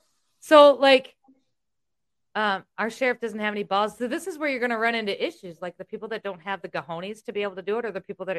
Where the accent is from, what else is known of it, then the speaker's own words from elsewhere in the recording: Iowa, United States; I'm from Iowa. We don't do that.